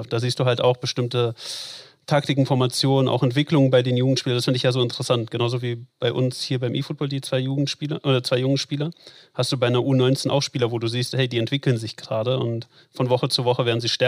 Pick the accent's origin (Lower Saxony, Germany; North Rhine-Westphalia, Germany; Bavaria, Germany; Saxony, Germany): North Rhine-Westphalia, Germany; also born or lived in Latvia; Also ich bin in Lettland geboren, ich bin nicht in Berlin geboren ähm, und mit, meine Eltern sind mit mir nach Deutschland gekommen, da war ich zwei, glaube ich, so in dem Dreh. Äh, und tatsächlich erst in Ruhrpott, also Recklinghausen, Hagen, Dortmund